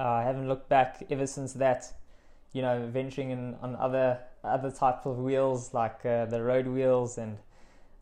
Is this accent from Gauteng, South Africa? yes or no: no; Witbank, Mpumalanga, South Africa; I'm from Witbank, small mining town in Mpumalanga. Grew up there, matriculated there